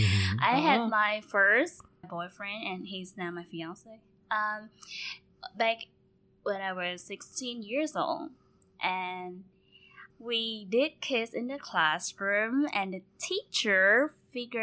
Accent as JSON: {"language": "English", "region": "Ho Chi Minh City", "country": "Vietnam", "tie": "born or raised there", "said": "born and raised here."}